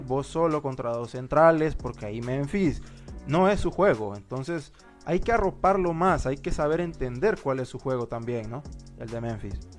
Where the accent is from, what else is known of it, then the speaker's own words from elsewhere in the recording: Honduras; nosotros somos de de Honduras